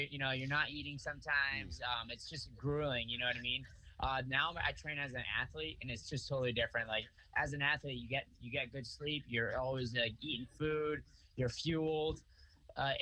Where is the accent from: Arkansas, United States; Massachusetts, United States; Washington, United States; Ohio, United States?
Massachusetts, United States; Freetown; also born or lived in Fall River, Massachusetts; I was born in Fall River. Actually, I grew up mostly in Freetown, which is right outside of Fall River